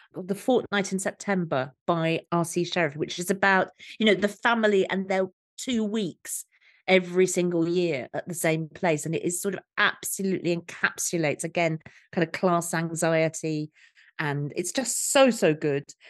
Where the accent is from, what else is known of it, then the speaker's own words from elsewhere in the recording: Torquay, South West England, United Kingdom; I was born in Torquay